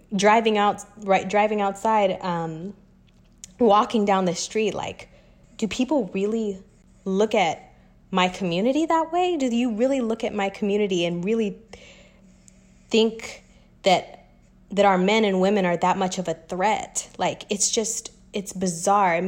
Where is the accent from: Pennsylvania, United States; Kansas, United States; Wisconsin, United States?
Kansas, United States; Wichita; moved away as an adult; also born or lived in Los Angeles, United States / New York, United States; now in Atlanta, United States; I am born and raised in Wichita, Kansas, um, to a Kenyan American family